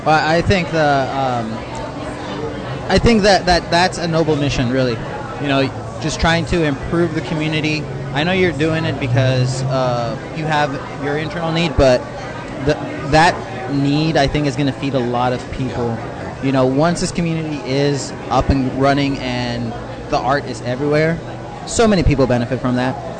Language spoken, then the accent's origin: English; San Diego, California, United States; also born or lived in Otay Mesa; I grew up in North Park